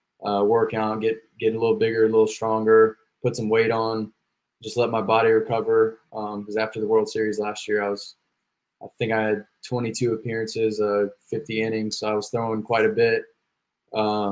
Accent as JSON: {"language": "English", "region": "Virginia", "country": "United States", "tie": "born or raised there", "moved": "as an adult", "lives_now": "Georgia, United States", "said": "I'm from Virginia and I go to school down in Georgia"}